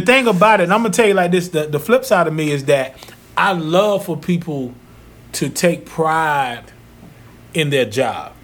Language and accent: English; Zebulon, North Carolina, United States; moved away; when I worked for Pizza Hut back in my hometown, mm-hmm. Zebulon, North Carolina